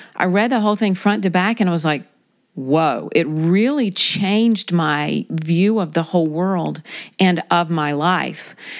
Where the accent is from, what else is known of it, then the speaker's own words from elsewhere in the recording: South Carolina, United States; I grew up in South Carolina